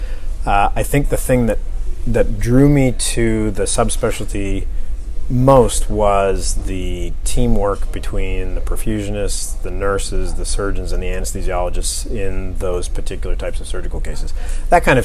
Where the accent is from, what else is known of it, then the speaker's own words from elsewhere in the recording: Canada; moved away; Originally, I'm from Canada. I grew up in Canada.